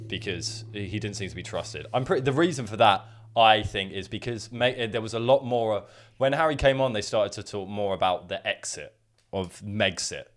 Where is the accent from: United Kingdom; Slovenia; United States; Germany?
United Kingdom; England; we're just English people